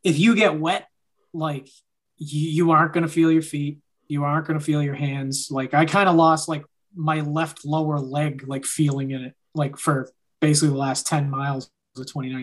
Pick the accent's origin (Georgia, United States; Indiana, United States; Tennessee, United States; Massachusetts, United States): Massachusetts, United States; I'm from Massachusetts